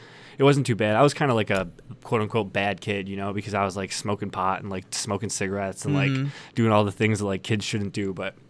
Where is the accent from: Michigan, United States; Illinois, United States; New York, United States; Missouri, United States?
Michigan, United States; Dearborn; I've lived in Dearborn my whole life. I went to Divine Child High School.